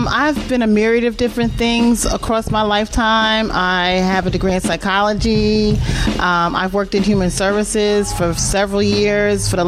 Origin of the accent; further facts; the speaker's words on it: Newark, New Jersey, United States; Well, I am originally from Newark, New Jersey.